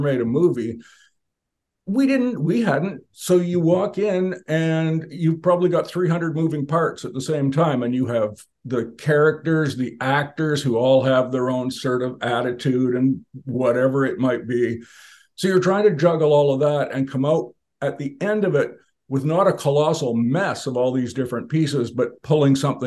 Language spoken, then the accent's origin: English; Canada; I was born and raised, and I'm still a Canadian